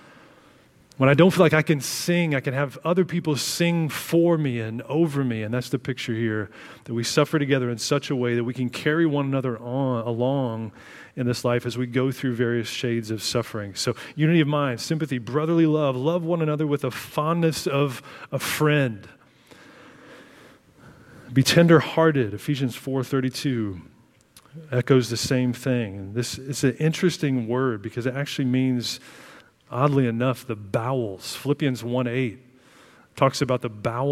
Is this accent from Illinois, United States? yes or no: yes; Illinois, United States; I grew up in Illinois